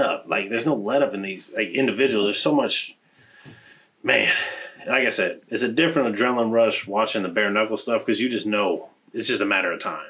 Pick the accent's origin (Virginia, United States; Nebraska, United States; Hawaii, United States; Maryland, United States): Nebraska, United States; Omaha; my hometown